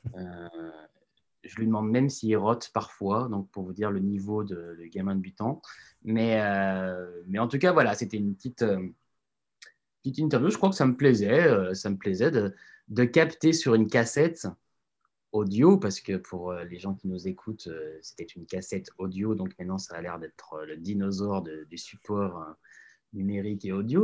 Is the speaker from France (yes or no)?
yes; Lyon, Auvergne-Rhône-Alpes, France; moved away as an adult; also born or lived in Annecy; now in Paris, France; J'ai grandi à Lyon mais euh, mes parents étant restés à Annecy